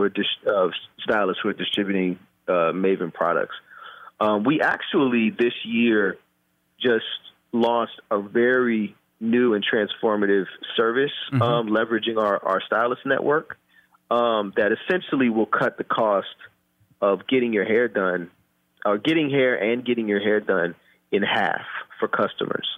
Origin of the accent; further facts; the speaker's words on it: Oakland, California, United States; also born or lived in Japan; I was born and raised in Oakland